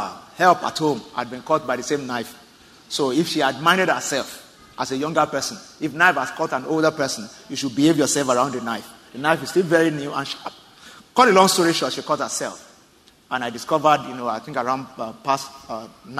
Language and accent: English; Southwest Nigeria, Nigeria; I'm from Southwest Nigeria, the Yoruba tribe